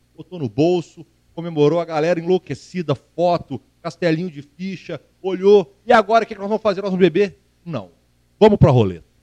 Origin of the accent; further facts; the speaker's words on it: Minas Gerais, Brazil; sou mineiro